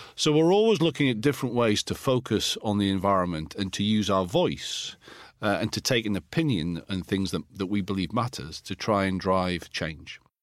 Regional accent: Alnwick, North East England, United Kingdom; in my hometown in Anik in Northumberland

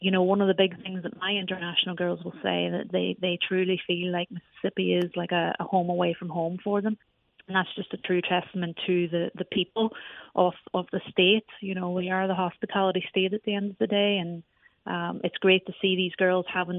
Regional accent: Ireland; now in United States; you can tell I have a bit of an accent. I come originally from Ireland.

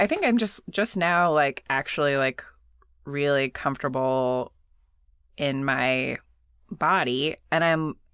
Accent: San Diego, California, United States; I grew up in San Diego

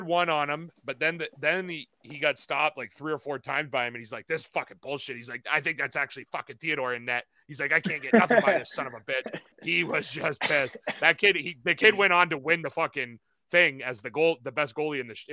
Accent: Canada; I'm a Canadian

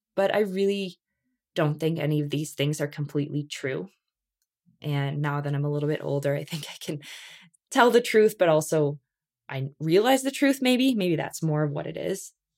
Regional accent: Canada; we're Canadian

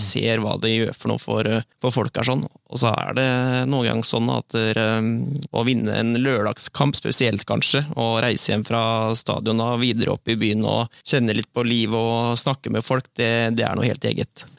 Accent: Borgen, Østfold, Norway; moved away as an adult; now in Sarpsborg, Norway; Jeg kommer fra Borgen. Ja. Eh, født og oppvokst eh

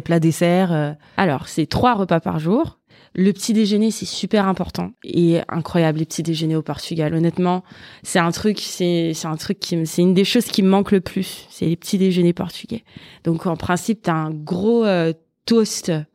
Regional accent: Val-de-Marne, Paris suburbs, Île-de-France, France; j'ai grandi, bah, je suis née dans le 94. j'ai grandi. Euh, je suis toujours restée dans le même coin en fait, euh, banlieue, euh, proche Paris

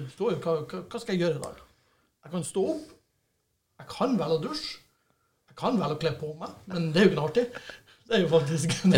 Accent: Bodø, Nordland, Norway; vi har to G35-kompisene vi vokste opp med i Bodø

